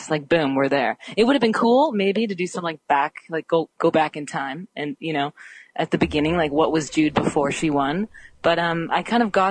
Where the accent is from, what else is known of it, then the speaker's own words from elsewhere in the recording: Canada; I'm Canadian.